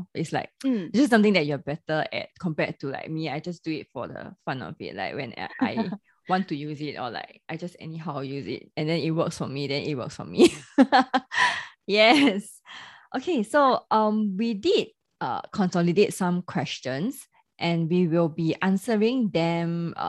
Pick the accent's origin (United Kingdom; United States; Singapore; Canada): Singapore; accent: Singlish; both Constance and myself, we are Singaporean. So I realized that in our recording, there is our signature Singlish with the la, le, law and things like that.